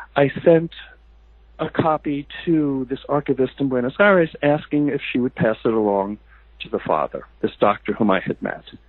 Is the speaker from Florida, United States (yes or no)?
no; New Jersey, United States; moved away as an adult; also born or lived in Boston; now in California, United States; having moved away from my my family community in New Jersey, I, I lived in Boston for many years, and now I live in California